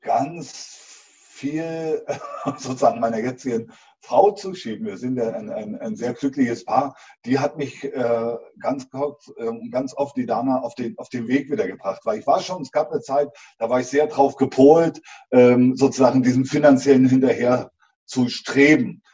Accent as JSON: {"language": "German", "region": "East Germany", "country": "Germany", "said": "ich habe also klassisch zu DDR-Zeiten Beruf mit Abitur, Elektromaschinenbau äh, gelernt"}